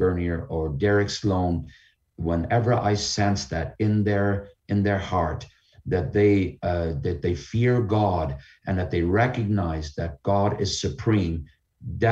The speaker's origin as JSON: {"language": "English", "country": "Canada", "said": "our Canadian Charter of Rights and Freedoms"}